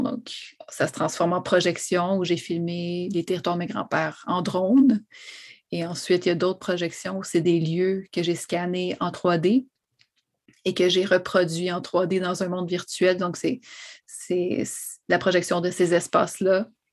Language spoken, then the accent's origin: French; Montreal, Quebec, Canada; also born or lived in Odanak; J'ai grandi euh, à La Salle, sur l'île de Montréal, vraiment sur le bord euh, des rapides de la Chine